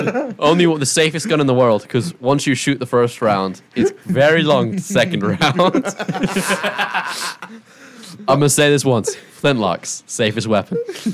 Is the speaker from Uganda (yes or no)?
no; England, United Kingdom; I'm English.